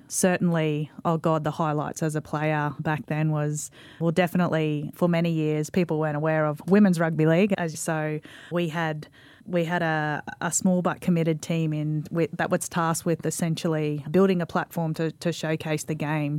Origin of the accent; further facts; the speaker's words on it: Mackay, Queensland, Australia; I'm a local girl. I'm from Mackay